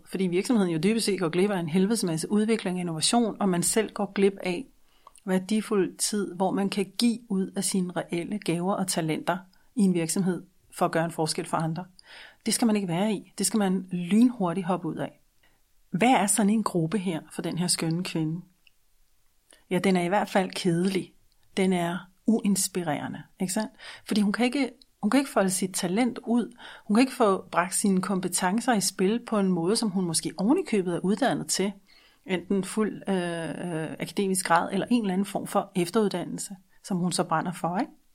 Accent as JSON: {"language": "Danish", "country": "Denmark", "said": "som en dansker med et ikke-dansk mindset"}